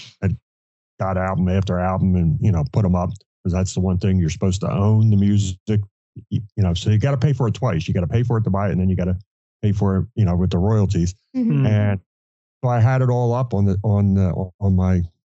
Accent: New Jersey, United States; also born or lived in Florida; I'm from New Jersey

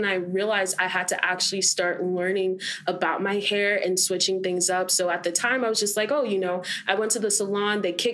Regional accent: Fort Lauderdale, Florida, United States; also born or lived in Jamaica (family); I'm from Fort Lauderdale, Florida

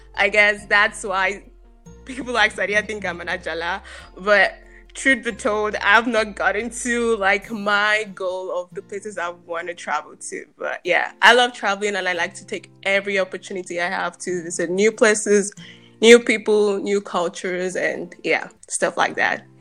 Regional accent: Nigeria; moved away as an adult; now in Germany; I'm Nigerian. I grew up in Nigeria.

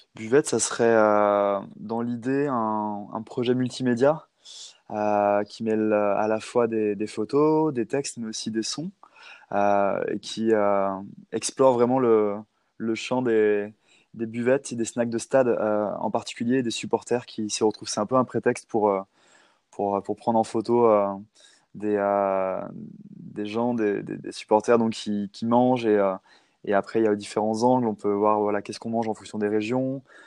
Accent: Nantes, Pays de la Loire, France; ma, ma ville d'enfance

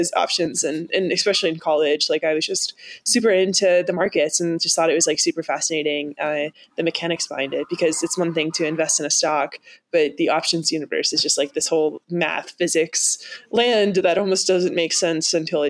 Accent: Kentucky, United States; I grew up in Kentucky, and the finance industry is not super prominent there.

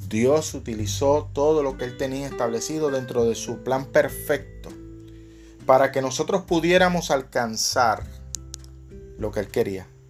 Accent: Puerto Rico; acá en mi país, acá en Puerto Rico

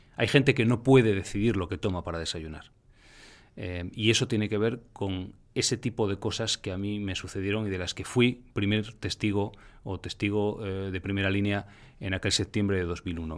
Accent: Spain; en España particularmente, en mi país

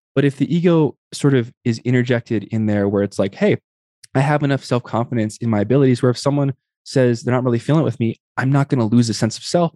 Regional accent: Tucson, Arizona, United States; I grew up in the Southwest Barrios in Tucson, Arizona

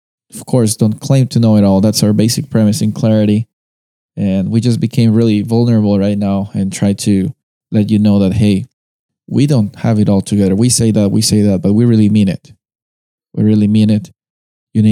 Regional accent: Peru; moved away; I'm coming from Peru

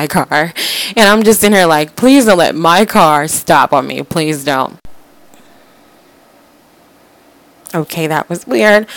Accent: Florida, United States; moved away as an adult; now in West Virginia, United States; I'm from Florida

